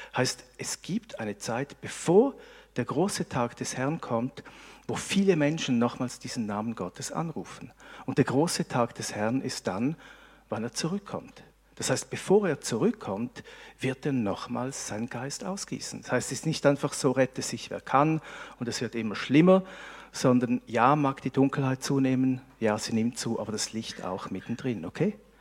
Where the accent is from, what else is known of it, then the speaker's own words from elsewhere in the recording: Switzerland; wir als Schweizer